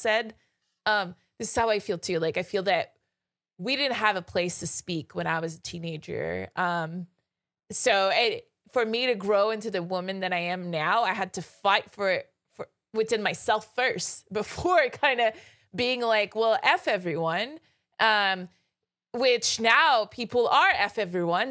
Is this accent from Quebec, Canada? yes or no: yes; Quebec, Canada; I'm from Quebec